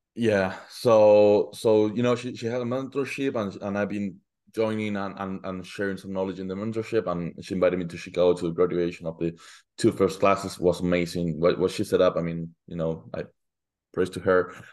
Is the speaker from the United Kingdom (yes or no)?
no; Argentina; moved away as an adult; now in United States; I'm originally from Argentina